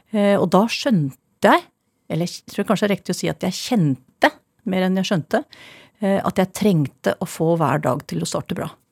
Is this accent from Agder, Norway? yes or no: no; Ringerike, Buskerud, Norway; also born or lived in Oslo, Norway; now in Steigen, Norway; Jeg kommer fra Åsbygda på Ringerike